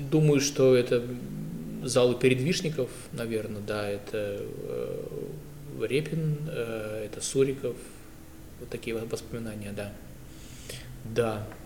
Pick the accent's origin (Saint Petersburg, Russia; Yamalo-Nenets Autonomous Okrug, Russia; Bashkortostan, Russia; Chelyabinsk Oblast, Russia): Saint Petersburg, Russia; я вырос на э, гражданке.